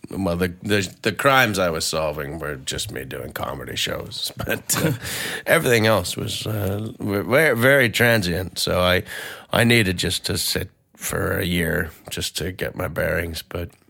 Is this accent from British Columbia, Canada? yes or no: yes; Vancouver, British Columbia, Canada; I'm from Vancouver and uh, and I gave it a go.